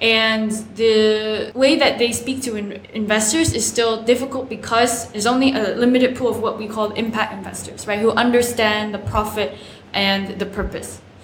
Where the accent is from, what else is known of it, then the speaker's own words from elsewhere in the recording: South Carolina, United States; my home state, South Carolina